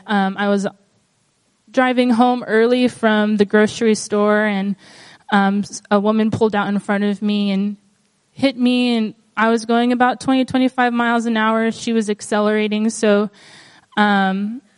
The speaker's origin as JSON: {"language": "English", "country": "Guam", "tie": "born or raised there", "moved": "as an adult", "lives_now": "Portland, United States", "said": "I was born and raised here on Guam."}